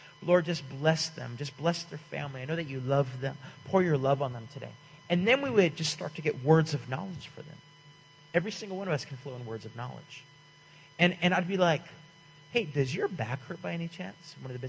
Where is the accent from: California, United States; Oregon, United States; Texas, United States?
California, United States; And I'm like, hey, man, we're from California.